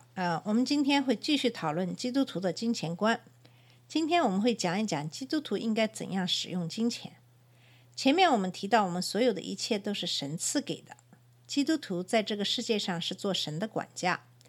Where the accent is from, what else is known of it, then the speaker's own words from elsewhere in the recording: China; now in United States; 我们中国人在奉献方面不是非常地自然